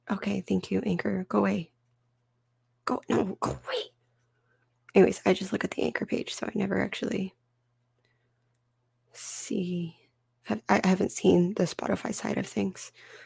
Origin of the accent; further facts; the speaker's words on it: United States; as an American citizen